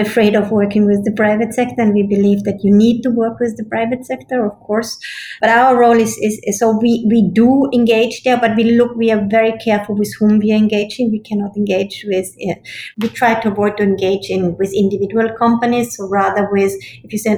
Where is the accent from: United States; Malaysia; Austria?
Austria; I'm from Austria